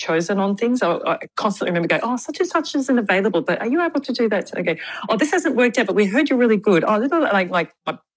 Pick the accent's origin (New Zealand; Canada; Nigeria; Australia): Australia; Victoria; moved away as an adult; also born or lived in Perth, Western Australia; now in Sydney, Australia; I was from Victoria where I, you know, did some work there and also was a graduate of the Victorian College of the Arts. So I kind of lived like 20 years in Victoria, 20 years in WA